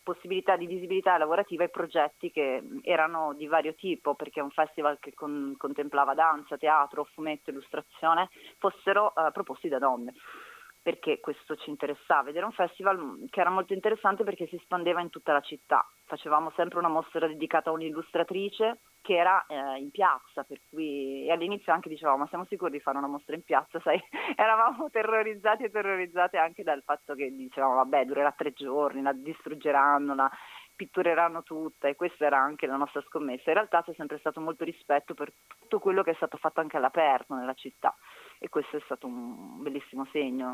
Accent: Brescia, Lombardy, Italy; now in Rome, Italy; Sono bresciana

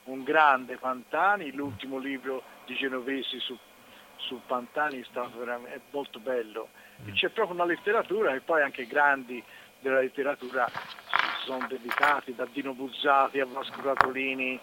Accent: Florence, Tuscany, Italy; pur essendo fiorentini

